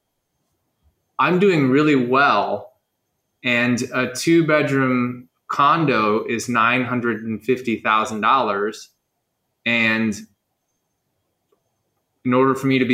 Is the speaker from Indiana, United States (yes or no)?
no; Chicago, Illinois, United States; also born or lived in Los Angeles; now in Bali, Indonesia; I'm from Chicago. I moved to Los Angeles and spent 10 years in Los Angeles